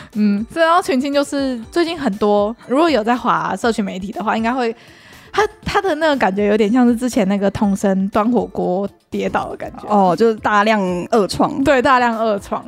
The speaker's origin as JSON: {"language": "Chinese", "country": "Taiwan", "said": "对我们台湾人来说"}